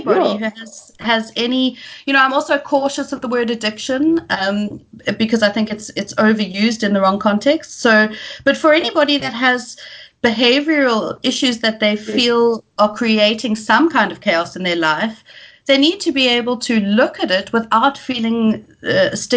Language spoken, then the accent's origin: English; Cape Town, Western Cape, South Africa; also born or lived in Scotland; I am South African, born and bred in Cape Town